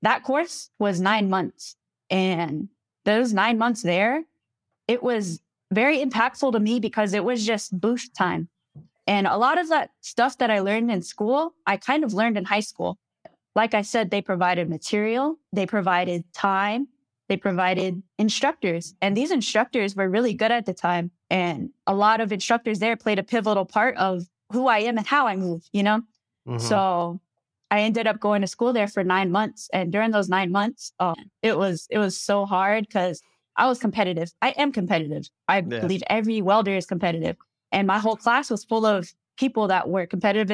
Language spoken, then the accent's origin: English; Sawmill, Arizona, United States; I grew up on the Navajo Reservation from a place called Sawmill, Arizona.